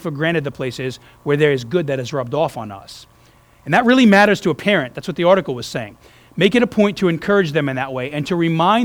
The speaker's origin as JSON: {"language": "English", "region": "New York", "country": "United States", "tie": "born or raised there", "also_born_or_lived": "New Orleans, Louisiana", "moved": "yes", "said": "growing up in New York"}